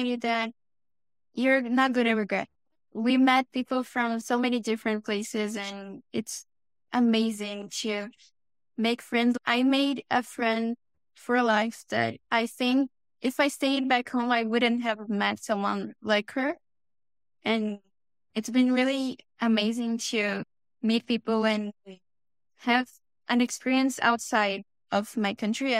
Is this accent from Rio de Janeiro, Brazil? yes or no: no; São Paulo, Brazil; English is a second language; moved away as an adult; now in Toronto, Canada; I'm actually from Sao Paulo.